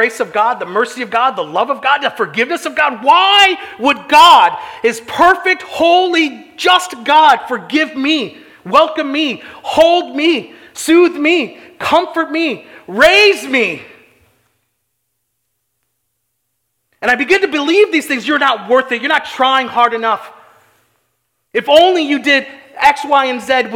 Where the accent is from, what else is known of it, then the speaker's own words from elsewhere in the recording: St. Charles, Illinois, United States; I grew up on Gray Street here in St. Charles